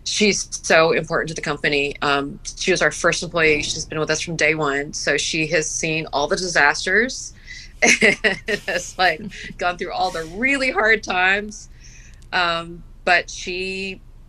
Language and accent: English; Gulf Coast, United States; moved away; I grew up on the Gulf Coast